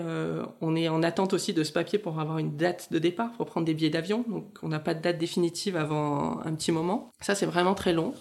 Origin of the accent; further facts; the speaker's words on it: Toulon, Provence-Alpes-Côte d'Azur, France; moved away as an adult; now in Montreal, Canada; je suis originaire de la région de Toulon